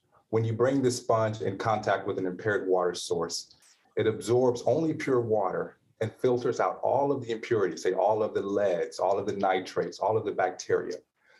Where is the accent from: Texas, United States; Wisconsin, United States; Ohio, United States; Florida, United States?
Texas, United States; Houston; Houston, Texas.